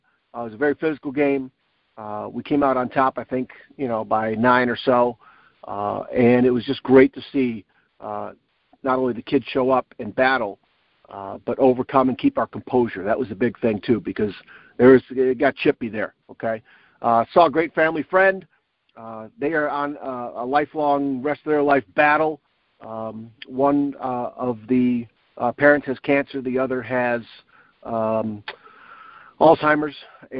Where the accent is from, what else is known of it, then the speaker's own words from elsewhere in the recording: Northville, Michigan, United States; We had a couple-day tournament about an hour away in my hometown of Northville, and got to see my family, my parents, some friends